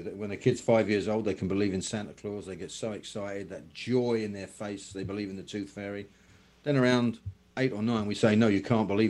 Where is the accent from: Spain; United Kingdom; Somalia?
United Kingdom; London; also born or lived in Astoria, Oregon; now in Glastonbury, United Kingdom; I'm not from Glastonbury or Avalon. I'm from London. I'm from the city.